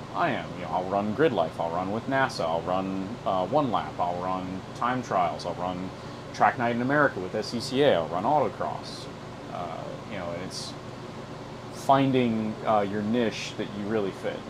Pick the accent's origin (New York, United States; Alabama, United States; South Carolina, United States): South Carolina, United States; I'm from South Carolina